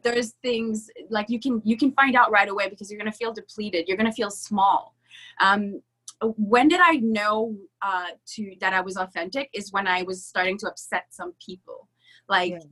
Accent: Canada; I was the French girl, by the way, I'm French Canadian, uh, at an English school, so I was the odd one out.

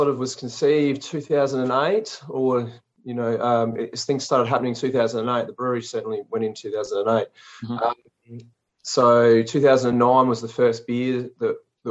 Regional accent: Renmark, South Australia, Australia; also born or lived in Adelaide; tucked away back in my hometown of Renmark

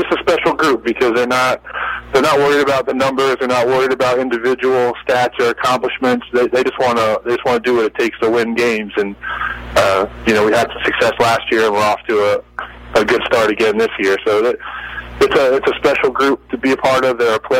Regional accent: outside Philadelphia, Pennsylvania, United States; now in Savannah, United States; I grew up outside Philadelphia watching the Big Five play, following Villanova as a kid, and then relocating to the South, especially the Savannah area

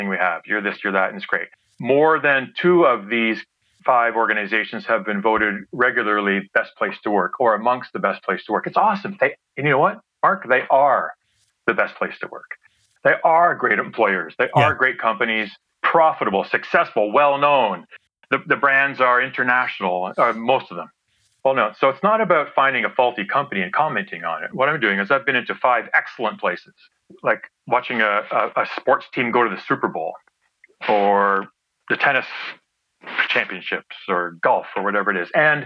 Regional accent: Ontario, Canada; I grew up in Ontario

